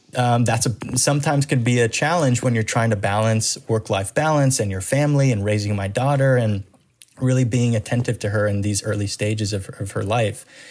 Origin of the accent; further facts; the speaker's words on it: Miami, Florida, United States; now in Orlando, United States; when I was growing up in Miami, Florida, um, as a second generation Cuban American